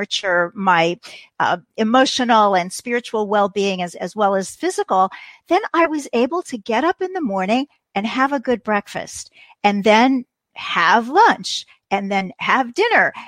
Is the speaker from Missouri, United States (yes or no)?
yes; Kansas City, Missouri, United States; I was enrolled in a community college in my hometown of Kansas City